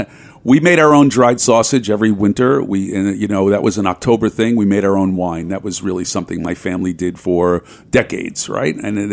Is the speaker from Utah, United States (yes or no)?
no; New York City, New York, United States; I grew up in Italian-American Bensonhurst, and, you know, that was a vital working-class neighborhood, still is